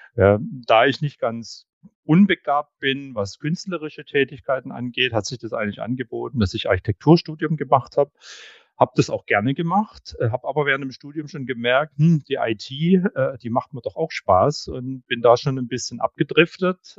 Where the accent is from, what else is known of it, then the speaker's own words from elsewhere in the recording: Hamburg, Germany; also born or lived in Stuttgart; ich komme aus Hamburg